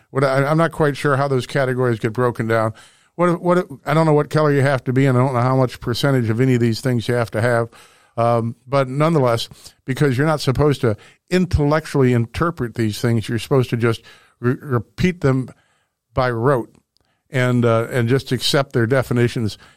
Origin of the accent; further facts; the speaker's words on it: Webster Groves, Missouri, United States; I grew up here in Missouri